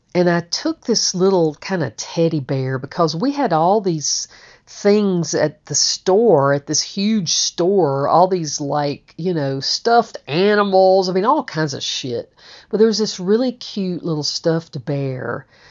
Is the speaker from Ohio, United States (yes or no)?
no; Georgia, United States; I'm from Georgia.